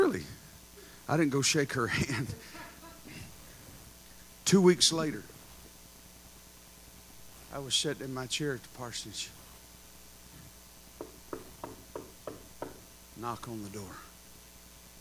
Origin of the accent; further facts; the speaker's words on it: Texas, United States; I'm from Texas and we got land everywhere and buildings